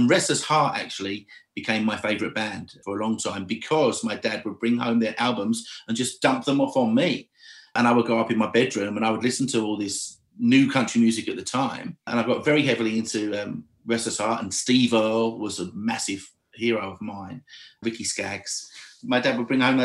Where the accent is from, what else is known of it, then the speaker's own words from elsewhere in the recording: Essex, East of England, United Kingdom; moved away as an adult; now in Nashville, United States; I'm from Essex in England.